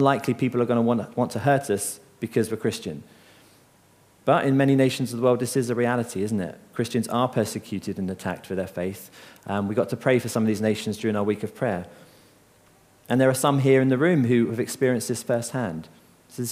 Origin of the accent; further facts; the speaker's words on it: Seaford, South East England, United Kingdom; I grew up in Seaford along the coast